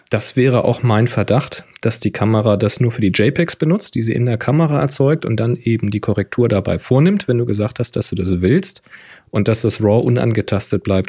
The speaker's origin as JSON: {"language": "German", "region": "Hamburg", "country": "Germany", "tie": "born or raised there", "said": "Hamburg sein. Die Kräne ganz typisch. Mag ich natürlich meine Heimat"}